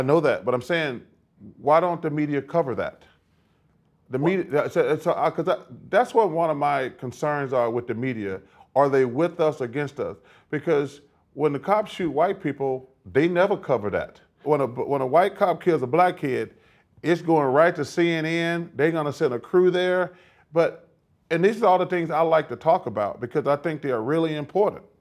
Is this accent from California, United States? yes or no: no; Alabama, United States; moved away as an adult; growing up in Alabama